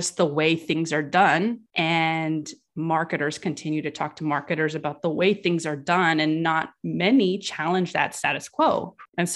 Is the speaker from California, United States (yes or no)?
yes; California, United States; I was raised in California